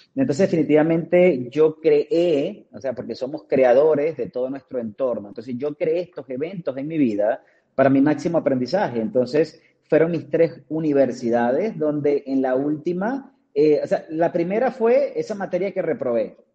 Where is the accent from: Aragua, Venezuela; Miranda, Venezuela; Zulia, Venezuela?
Zulia, Venezuela; Maracaibo; moved away as an adult; now in Cancún, Mexico; nazco en Maracaibo, Estado Zulia, eh, es la segunda capital de Venezuela.